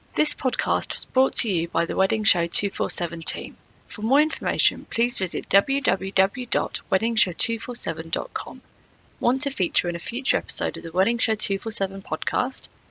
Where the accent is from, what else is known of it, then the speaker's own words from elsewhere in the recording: England, United Kingdom; now in Italy; I am English, you know, um, living in Italy